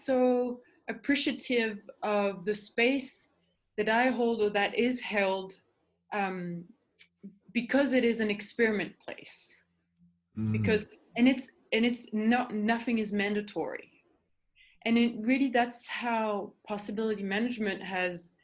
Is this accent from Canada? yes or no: no; Paris, Île-de-France, France; English is a second language; moved away; I was born in Paris and I was a professional swimmer for 10 years.